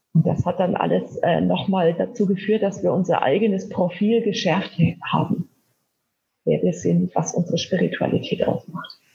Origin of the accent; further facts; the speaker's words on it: Wilhelmsdorf?, Bavaria, Germany; ich bin äh, in Wilhelmsheim in Unterfranken im Landkreis Kitzingen aufgewachsen